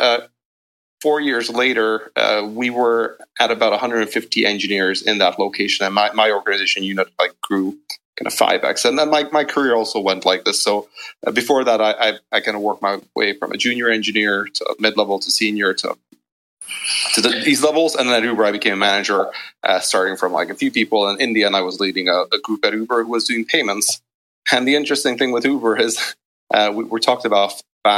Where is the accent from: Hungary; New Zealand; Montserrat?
Hungary; moved away as an adult; also born or lived in United Kingdom; I'm actually originally from Hungary